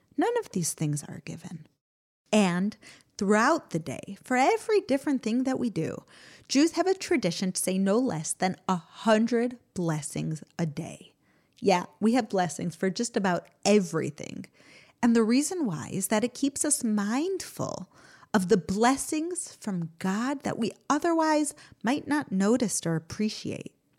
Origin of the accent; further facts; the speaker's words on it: United States; now in Israel; growing up in America.